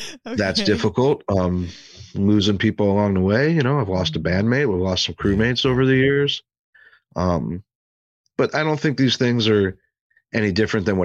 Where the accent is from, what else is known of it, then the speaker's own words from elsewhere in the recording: St. Louis, Missouri, United States; also born or lived in Arizona; a buddy of mine who I grew up with here in St. Louis, we played hockey together when we were 7, 8, 9 years old